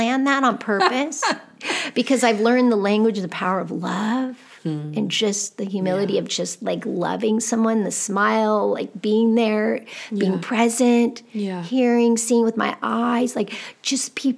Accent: United States; growing up in America.

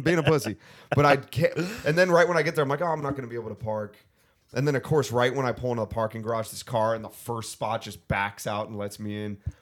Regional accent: Thousand Oaks, California, United States; I'm from Ventura County.

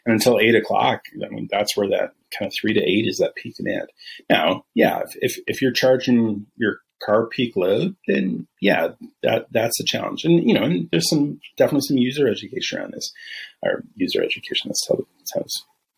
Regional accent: Northwest, United States; now in Texas, United States; I'm from the Northwest originally, right?

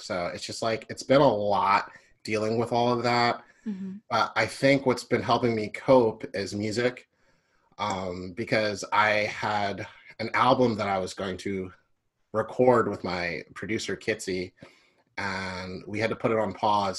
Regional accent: Philadelphia, Pennsylvania, United States; also born or lived in Glenside; I was born and raised in Philly.

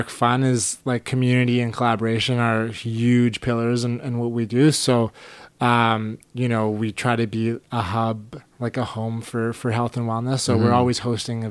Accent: Richmond, British Columbia, Canada; we grew up in Steveston, which is a very like small community oriented

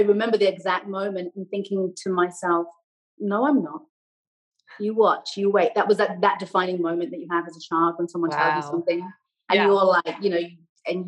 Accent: Buckinghamshire, South East England, United Kingdom; accent: English; also born or lived in Canada; now in Los Angeles, United States; Growing up in Buckinghamshire, which now I love, was so confining.

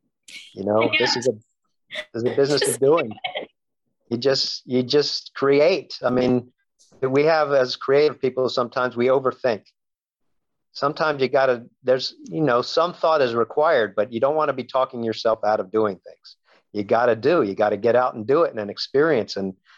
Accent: Maryland, United States; now in Los Angeles, United States; I grew up in Maryland, 3,000 miles away from where I live now in Los Angeles.

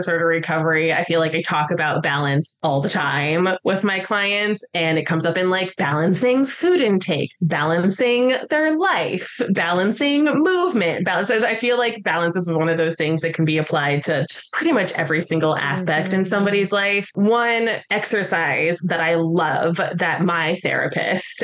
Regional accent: Colorado, United States; now in New York City, United States; I'm originally from Colorado

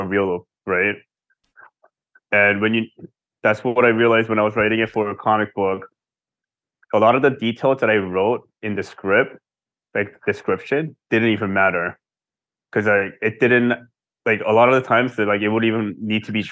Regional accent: Seoul, South Korea; moved away; also born or lived in United States; especially when we were growing up in Seoul, in Korea

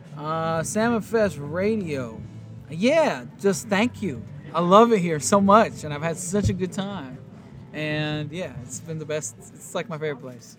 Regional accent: Warsaw, Masovian Voivodeship, Poland; now in Oakland, United States; I live in Oakland, California, and I'm from Warsaw, Poland.

